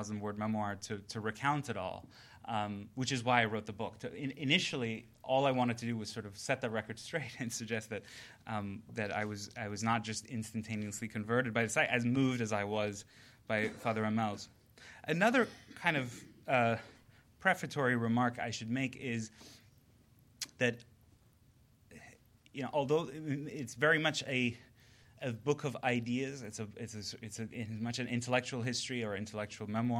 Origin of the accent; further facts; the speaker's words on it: Iran; moved away; I had this tremendous clash of the two worlds when I was growing up in Iran